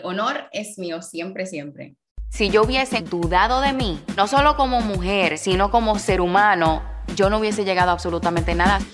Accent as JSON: {"language": "Spanish", "country": "Dominican Republic", "also_born_or_lived": "New York, United States", "moved": "as an adult", "said": "Yo me fui de República Dominicana a una ciudad como New York"}